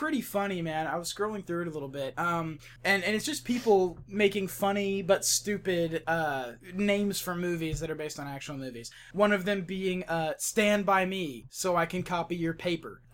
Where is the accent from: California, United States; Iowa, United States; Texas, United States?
Texas, United States; West; I come from West Texas, where everyone pretends to be humble.